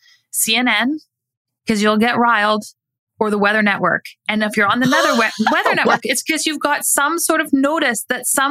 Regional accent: Canada; I'm Canadian

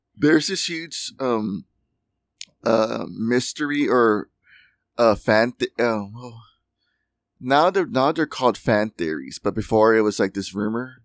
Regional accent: United States; we're American

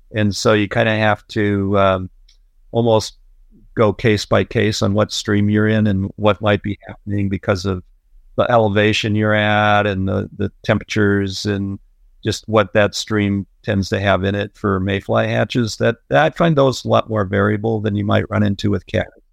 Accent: Illinois, United States; moved away as an adult; I grew up in a little farm town in Illinois

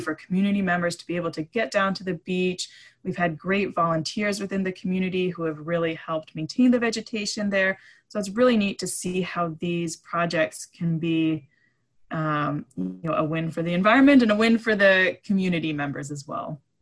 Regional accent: East Coast, United States; now in Island County, United States; I grew up on the East Coast

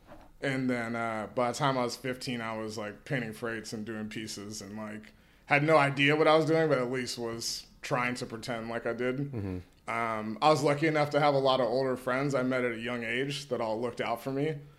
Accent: Oakland, California, United States; I'm from Oakland, California, and grew up in the Bay Area. Half my family's from Oakland, half my family's from San Francisco. So I'm a Bay kid, born and raised.

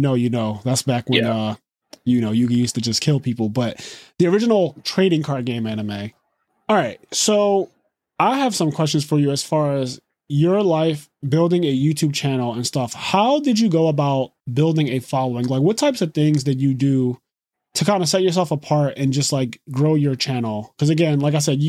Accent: Philadelphia, Pennsylvania, United States; I'm from Philly

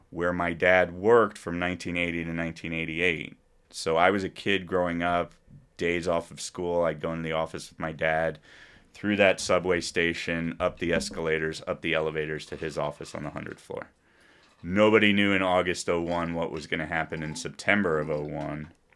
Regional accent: Princeton, New Jersey, United States; also born or lived in New York City; I'm a kid from New Jersey

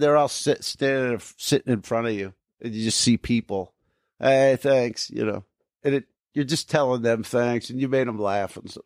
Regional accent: New Jersey, United States; moved away; I grew up in New Jersey

